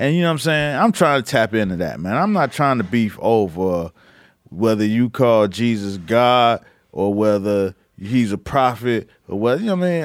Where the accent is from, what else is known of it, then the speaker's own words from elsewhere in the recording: United States; I grew up Muslim in America